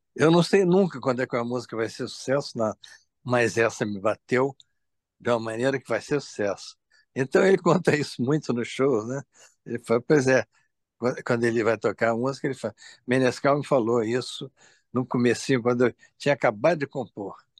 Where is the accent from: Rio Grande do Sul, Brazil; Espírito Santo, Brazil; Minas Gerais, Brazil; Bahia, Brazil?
Espírito Santo, Brazil; sou do Espírito Santo